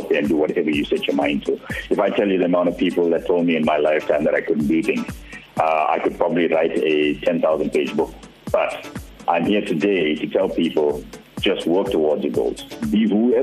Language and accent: English; Durban, KwaZulu-Natal, South Africa; I'm proudly South African